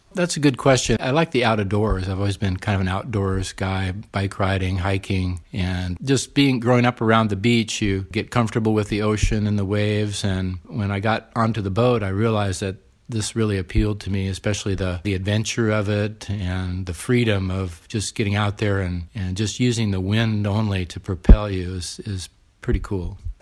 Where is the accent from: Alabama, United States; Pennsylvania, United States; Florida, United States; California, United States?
California, United States; San Diego; also born or lived in Orange County; I grew up in San Diego, so I went to U C San Diego undergrad